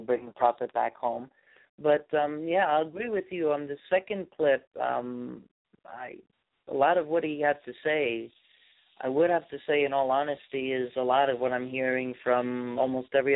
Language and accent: English; New York, United States; moved away; my home state of New York